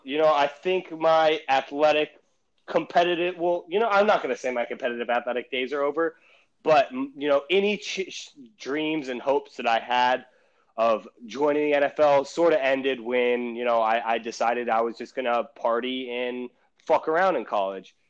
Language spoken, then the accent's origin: English; United States; I'm from the United States of America and not Cameroon